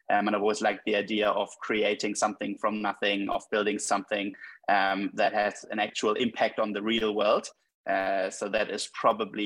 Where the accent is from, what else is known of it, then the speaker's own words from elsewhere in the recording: Hamburg, Germany; I was born and raised in Hamburg